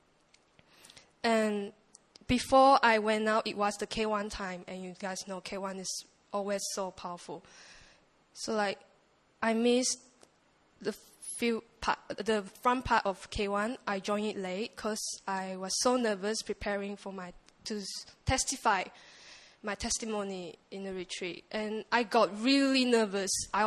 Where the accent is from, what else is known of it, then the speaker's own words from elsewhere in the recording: Malaysia; English is a second language; I'm from Malaysia